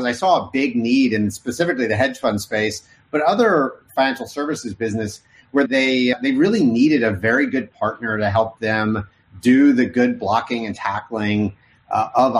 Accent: Oklahoma, United States; also born or lived in Arkansas; I grew up in Oklahoma. I was born in Arkansas.

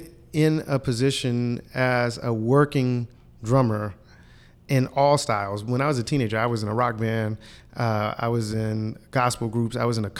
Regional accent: Columbus, Ohio, United States; I grew up in Linden, went to Linden Elementary

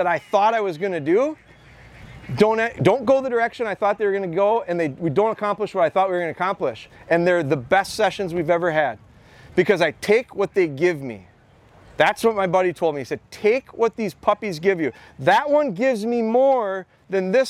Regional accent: Midwest, United States; I'm from the Midwest

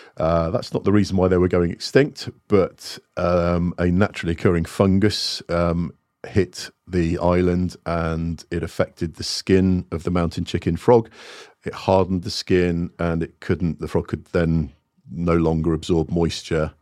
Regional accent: Plymouth, South West England, United Kingdom; also born or lived in Singapore / Montserrat; had a very stable upbringing and childhood in Plymouth.

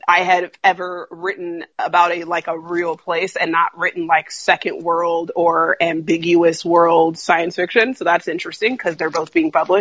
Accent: Sacramento, California, United States; I grew up in Sacramento, California.

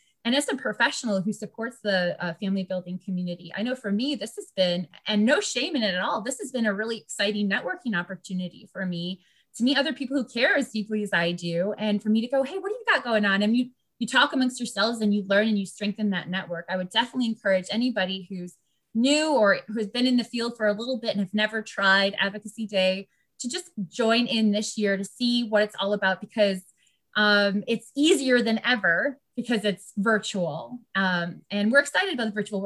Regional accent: Virginia, United States; I'm from Virginia

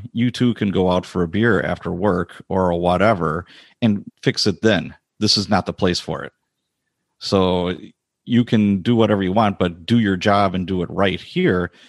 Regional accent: Chicago, Illinois, United States; now in Wisconsin, United States; I was born and raised in Chicago as a youngster

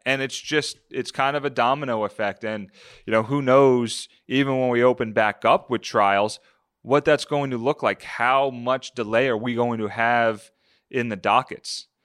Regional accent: New Jersey, United States; a kid growing up in South Jersey, follow the Eagles religiously

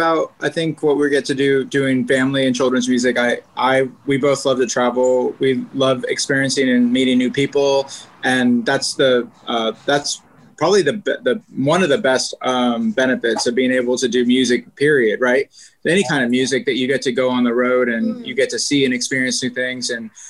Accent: Northern California, United States; now in Los Angeles, United States; I'm a Californian, I'm a Northern Californian really

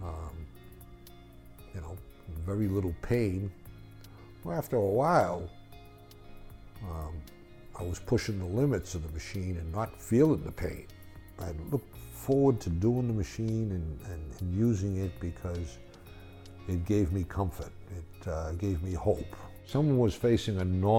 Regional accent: Boston, Massachusetts, United States; I'm from Boston.

